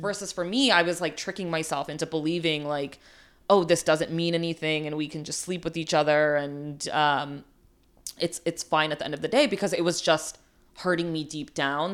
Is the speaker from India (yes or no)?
yes; India; moved away; also born or lived in New York, United States; I was born in India, like, I immigrated to the U S